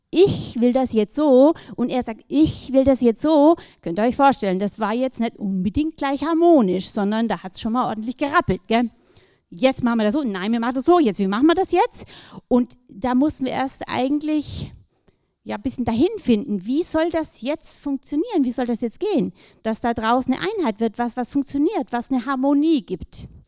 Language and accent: German; Baden-Württemberg, Germany; ja, aufgewachsen im Schwarzwald, so zwischen den Tannen, meine Eltern recht einfach.